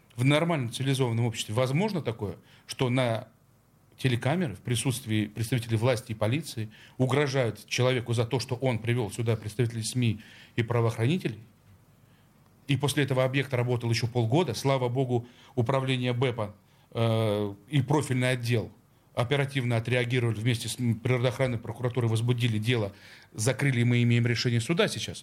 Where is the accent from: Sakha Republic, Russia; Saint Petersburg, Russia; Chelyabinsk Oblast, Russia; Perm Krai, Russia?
Saint Petersburg, Russia; Я как петербуржец